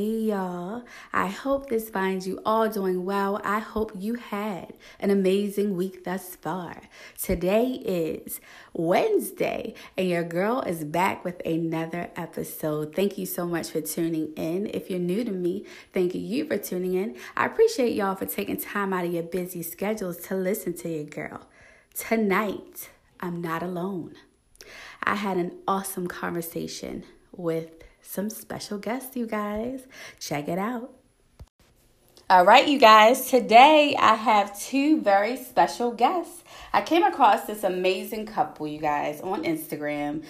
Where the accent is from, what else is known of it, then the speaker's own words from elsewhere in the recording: Baltimore, Maryland, United States; accent: Baltimore; I am from Baltimore. Yep, I am Baltimore, Maryland